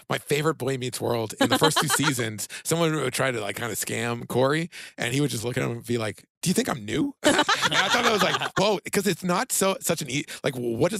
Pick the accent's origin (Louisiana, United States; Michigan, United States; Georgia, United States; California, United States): California, United States; accent: California; I'm from California.